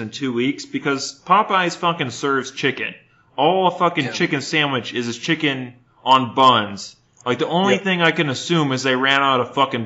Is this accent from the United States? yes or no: yes; Cypress, Texas, United States; now in Tennessee, United States; I technically grew up in Cyprus, which is northwest Houston.